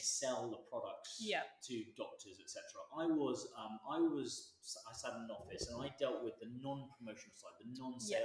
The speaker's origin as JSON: {"language": "English", "town": "Brighton", "region": "South East England", "country": "United Kingdom", "tie": "born or raised there", "said": "I grew up in Brighton, went to school down on the coast"}